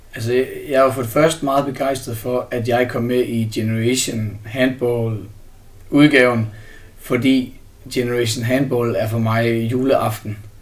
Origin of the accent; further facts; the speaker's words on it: Herning, Central Denmark Region, Denmark; nu kommer jeg fra Herning, så der er jeg meget i Herning og Holstebro og Ikast